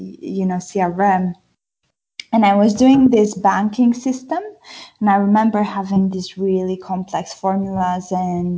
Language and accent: English; Brașov, Brașov County, Romania; English is a second language; moved away as an adult; also born or lived in Bristol / London; now in United Kingdom; I'm from Brașov, Transylvania.